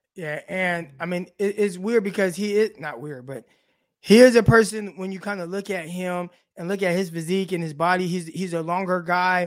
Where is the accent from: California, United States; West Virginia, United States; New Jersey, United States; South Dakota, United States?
California, United States; Southern; We're from my hometown, South California